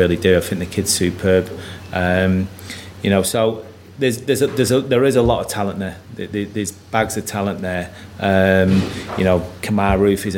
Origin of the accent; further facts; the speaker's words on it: United Kingdom; a British coach